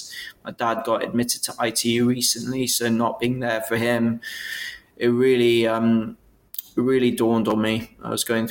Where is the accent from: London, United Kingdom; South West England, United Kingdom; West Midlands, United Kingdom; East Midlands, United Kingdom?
South West England, United Kingdom; Bristol; So I came originally from Bristol. So I was a Bristol graduate.